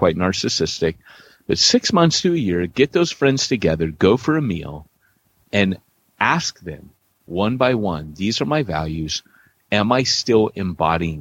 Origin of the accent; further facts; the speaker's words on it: Huntington Beach, California, United States; moved away; also born or lived in Wales; I grew up in Huntington Beach